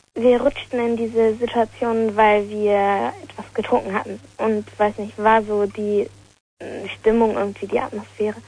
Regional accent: Lower Saxony, Germany; ich komme aus Niedersachsen

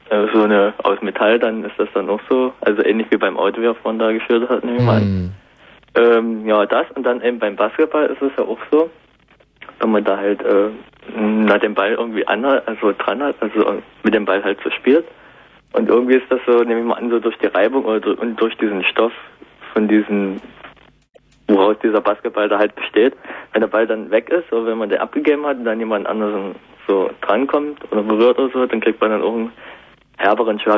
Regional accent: Dresden, Saxony, Germany; sind aus Dresden

